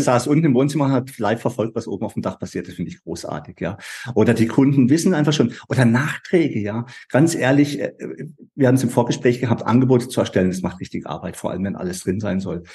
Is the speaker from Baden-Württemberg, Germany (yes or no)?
yes; Baden-Württemberg, Germany; bei uns in Baden-Württemberg